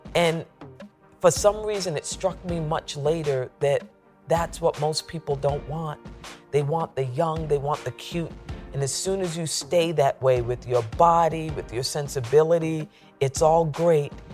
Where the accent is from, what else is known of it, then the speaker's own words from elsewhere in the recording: Central Falls, Rhode Island, United States; moved away; also born or lived in New York; I came to New York from Central Falls, Rhode Island